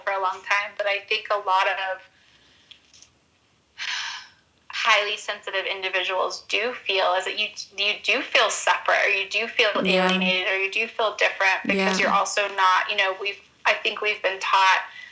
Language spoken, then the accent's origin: English; Utah, United States; also born or lived in Los Angeles; growing up in Utah, we have so many minerals that mm-hmm. come from the land mm-hmm. here.